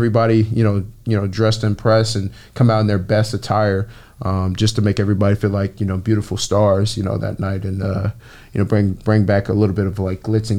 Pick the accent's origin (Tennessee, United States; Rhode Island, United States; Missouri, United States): Missouri, United States; Kansas City; now in Los Angeles, United States; I'm from Kansas City, Missouri.